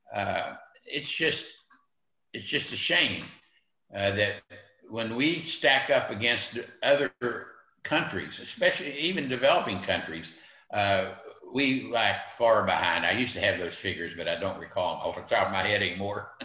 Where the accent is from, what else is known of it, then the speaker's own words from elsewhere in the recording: West Virginia, United States; West Virginia, West Virginia, my home state